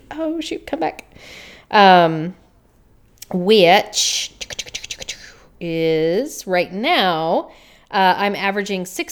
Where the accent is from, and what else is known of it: the South, United States; accent: Southern